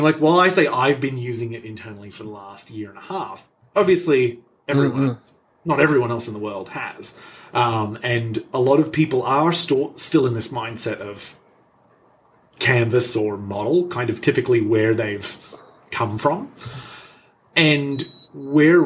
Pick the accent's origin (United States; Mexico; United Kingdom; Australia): Australia; moved away; I'm Australian